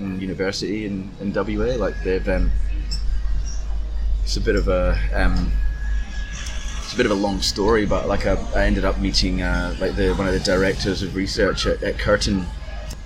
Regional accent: Glasgow, Scotland, United Kingdom; now in Perth, Australia; growing up in Glasgow

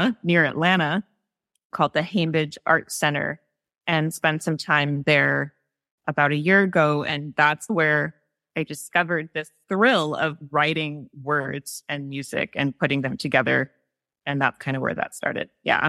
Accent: Montreal, Quebec, Canada; now in Toronto, Canada; I grew up in Montreal, so going from Montreal to Toronto

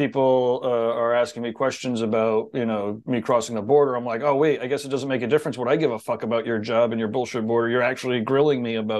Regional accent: New England, United States; I'm from New England

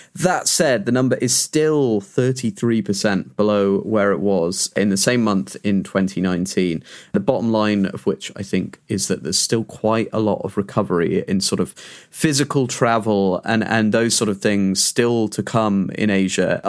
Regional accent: United Kingdom

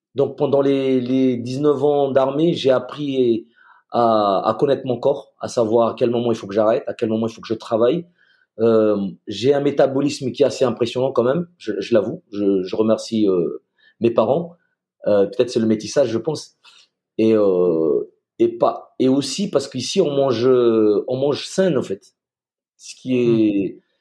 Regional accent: Madagascar; moved away as an adult; also born or lived in France / United States; je suis euh, franco-malgache, j'ai grandi à Madagascar

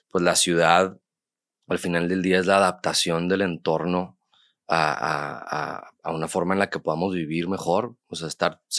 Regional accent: Monterrey, Nuevo León, Mexico; yo, yo, nací aquí en Monterrey. Y estoy viviendo aquí mucho tiempo.

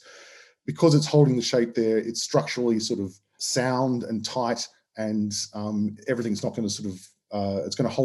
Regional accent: Australia; accent: Australian; As you can tell from my accent, I'm Australian.

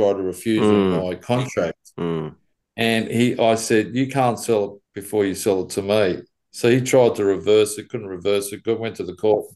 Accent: Sydney, New South Wales, Australia; being an Aussie

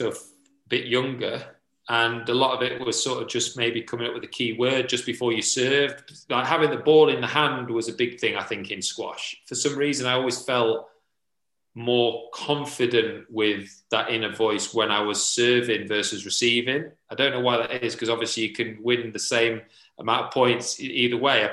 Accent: Sheffield, Yorkshire and the Humber, United Kingdom; in Sheffield, in my hometown

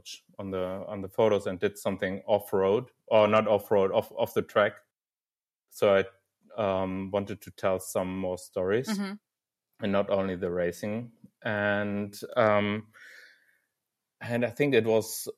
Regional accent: Dortmund, North Rhine-Westphalia, Germany; from Dortmund, actually, so my hometown

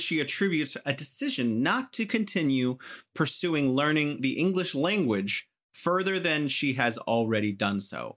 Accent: United States; now in China; I'm American

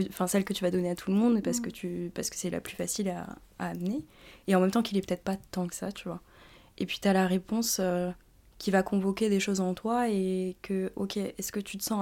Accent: France; born there; moi je suis française, je veux dire, je suis née en France.

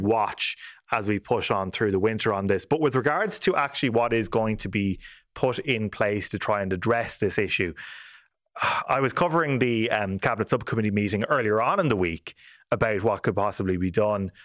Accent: Ireland; we are all Irish people

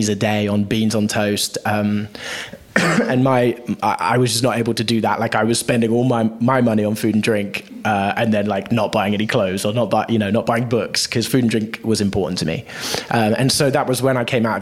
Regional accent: Bristol, South West England, United Kingdom; I grew up in actually just outside of a town called Bristol in the southwest of the UK.

